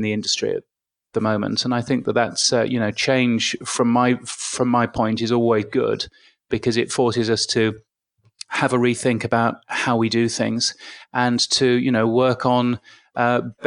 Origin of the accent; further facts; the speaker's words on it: United Kingdom; accent: British; I grew up, as you can guess from my aloof British accent, I grew up in the UK.